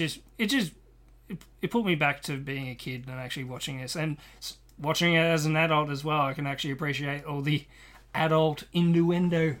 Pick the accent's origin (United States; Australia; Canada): Australia; I'm Australian